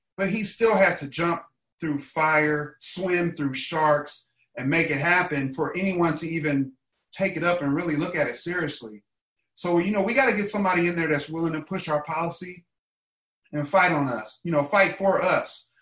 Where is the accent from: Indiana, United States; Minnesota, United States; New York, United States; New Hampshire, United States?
Indiana, United States; now in Los Angeles, United States; I'm from Indiana